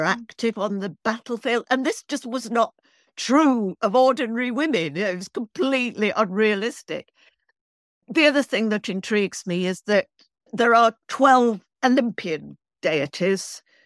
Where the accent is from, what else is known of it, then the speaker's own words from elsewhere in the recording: Manchester, North West England, United Kingdom; moved away as an adult; now in London, United Kingdom; I'm from Manchester, which is in the north of England, but I've been in London now. I came to college in London